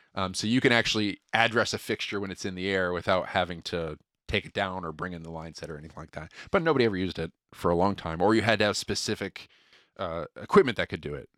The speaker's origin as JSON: {"language": "English", "region": "Connecticut", "country": "United States", "moved": "yes", "said": "I'm from Connecticut originally"}